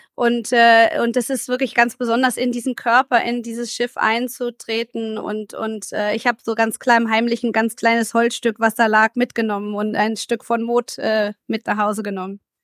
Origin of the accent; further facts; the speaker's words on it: Germany; wir als Deutsche